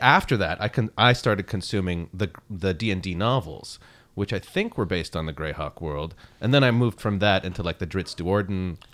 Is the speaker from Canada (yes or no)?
yes; Montreal, Quebec, Canada; English is a second language; also born or lived in Baghdad, Iraq; I'm born in Baghdad in Iraq, but I, you know, grew up in Montreal a lot, you know, from the age of 8 till about my 20s